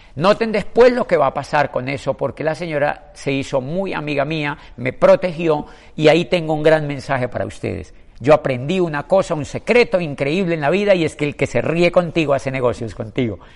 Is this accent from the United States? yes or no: no; Colombia; en mi país, en Colombia